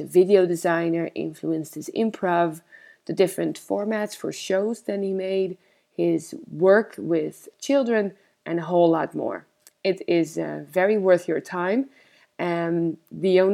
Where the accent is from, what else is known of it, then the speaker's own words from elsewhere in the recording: Amsterdam, North Holland, Netherlands; I'm an improviser from Amsterdam, the Netherlands